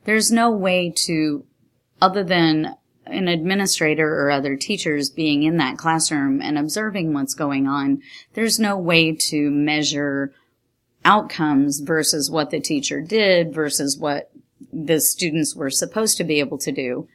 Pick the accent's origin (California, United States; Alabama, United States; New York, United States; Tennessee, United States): New York, United States; now in Texas, United States; I grew up in New York State